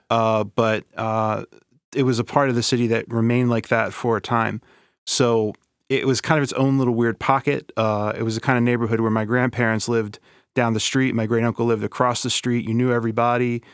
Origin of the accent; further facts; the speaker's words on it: Baltimore, Maryland, United States; I grew up in Southeast Baltimore in a neighborhood, uh, called Bayview